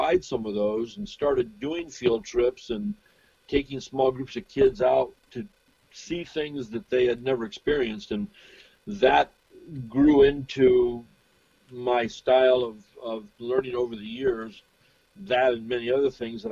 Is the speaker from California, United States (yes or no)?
yes; San Diego, California, United States; I grew up in Point Loma